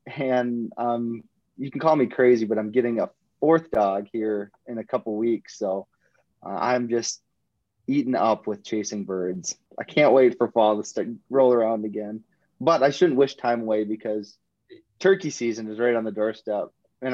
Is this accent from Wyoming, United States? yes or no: no; Minnesota, United States; moved away as an adult; also born or lived in North Dakota / Mississippi; So I grew up in Minnesota.